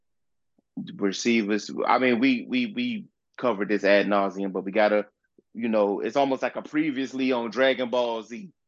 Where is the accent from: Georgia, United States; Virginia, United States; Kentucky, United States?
Virginia, United States; Southern; I was from Virginia, from Southern Virginia